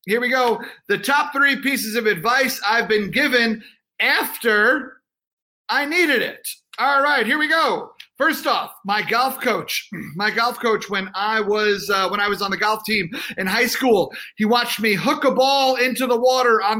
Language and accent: English; New York, United States; also born or lived in North Carolina; I'm from New York